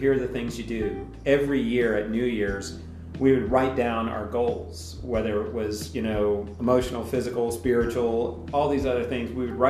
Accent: Banner Elk, North Carolina, United States; now in Whitefish, United States; Well, I grew up in North Carolina in a little town called Banner Elk, which is sort of in that northwestern corner where it meets Virginia and Tennessee.

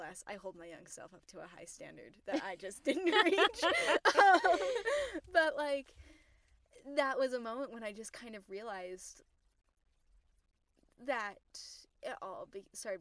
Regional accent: Utah, United States; I grew up in Utah.

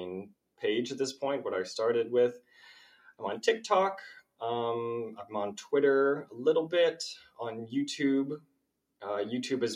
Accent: Los Angeles, California, United States; now in Winnipeg, Canada; I grew up in Los Angeles, California

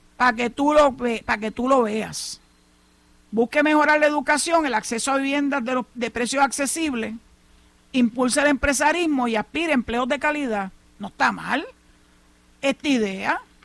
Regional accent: Puerto Rico; also born or lived in Maryland

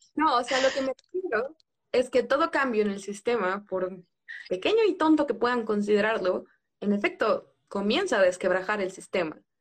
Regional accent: southern Mexico, Mexico; vengo de un lugar en el sur, la palabra tostón tiene sentido

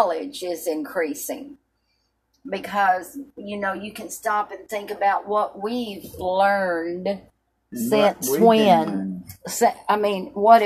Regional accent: Tennessee, United States; now in Oklahoma, United States; I'm from Tennessee

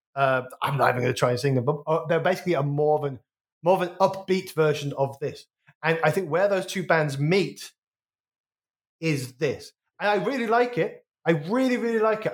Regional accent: Wolverhampton, West Midlands, United Kingdom; I'm from the West Midlands

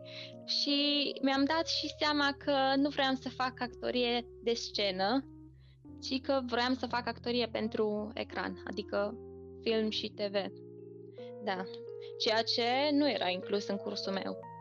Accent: Romania; accent: Romanian; moved away as an adult; now in United Kingdom; accentul meu, românesc sau, mă rog, ce accent aveam

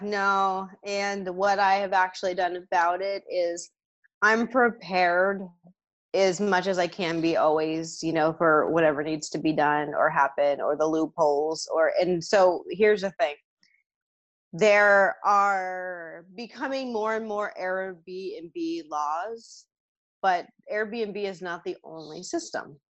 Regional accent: the Bay Area, California, United States; I'm from the Bay Area. That's where I grew up.

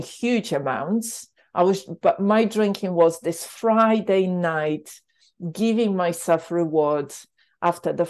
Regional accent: Poland; moved away as an adult; also born or lived in London; In Poland, I grew up with a lot of alcohol

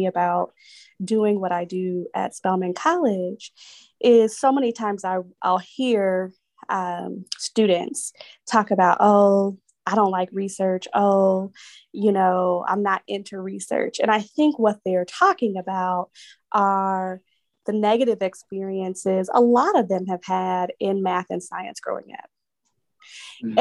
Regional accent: San Jose, California, United States; moved away as an adult; now in Atlanta, United States; I grew up in the South Bay of California, so San Jose

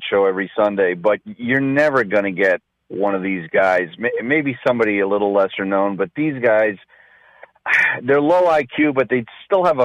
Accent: New Jersey, United States; now in Chicago, United States; I am originally from New Jersey. I am in Chicago.

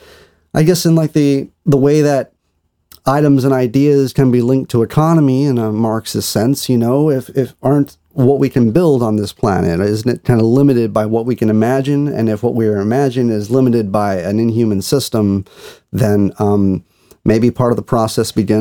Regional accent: Rio Grande Valley, Texas, United States; growing up in the Rio Grande Valley

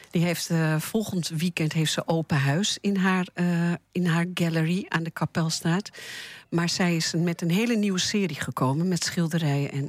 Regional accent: Switzerland; moved away; also born or lived in Hilversum, Netherlands; Ik ben geboren in Zwitserland.

